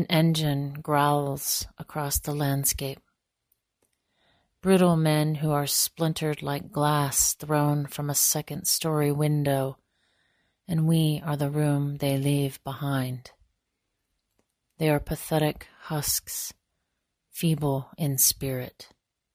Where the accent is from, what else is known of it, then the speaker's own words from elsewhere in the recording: northeastern Montana, United States; I am most rooted in my home community on the Menishoshe in northeastern Montana